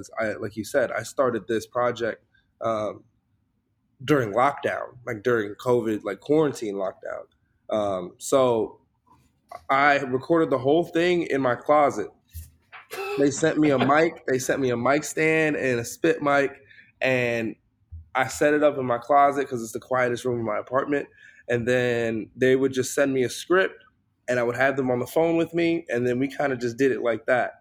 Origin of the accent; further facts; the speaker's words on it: Chicago, Illinois, United States; I'm from Chicago.